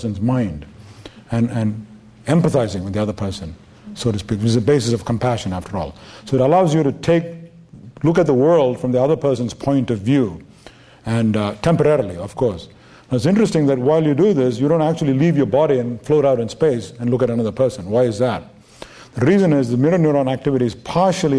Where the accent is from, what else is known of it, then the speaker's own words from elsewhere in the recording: India; moved away; I'm from India.